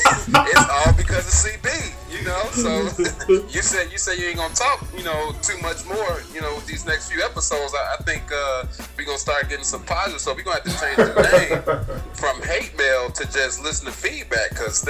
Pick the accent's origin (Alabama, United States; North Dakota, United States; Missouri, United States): Alabama, United States; now in New York, United States; I'm from Alabama, too, and I live in New York.